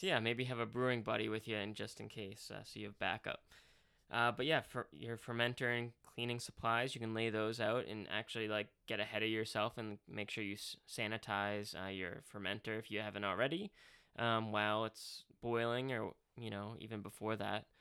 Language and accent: English; Boston, Massachusetts, United States; a water bubbler, as we say in Boston